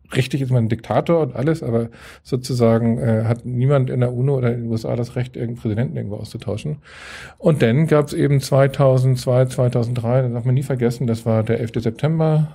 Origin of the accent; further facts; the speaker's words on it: Hamburg, Germany; also born or lived in Reinbek; bin Hamburger ähm, und mache hier Außenpolitik